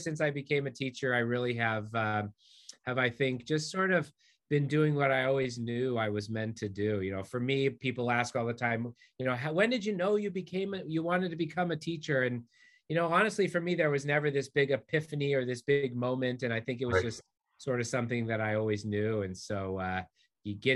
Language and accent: English; Southern California, United States; I also grew up in Southern California